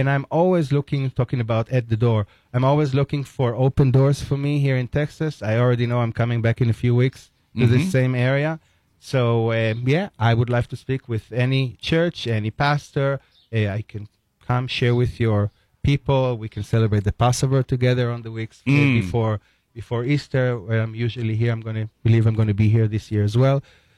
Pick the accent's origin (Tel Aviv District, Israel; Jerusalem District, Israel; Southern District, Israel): Jerusalem District, Israel; Jerusalem; You know, I'm from Jerusalem, so I see the three religions over there.